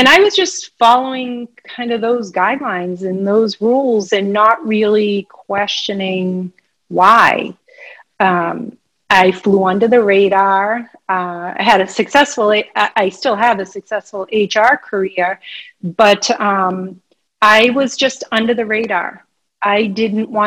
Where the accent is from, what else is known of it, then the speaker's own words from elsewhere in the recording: Massachusetts, United States; I'm an East Coast girl. I'm from Massachusetts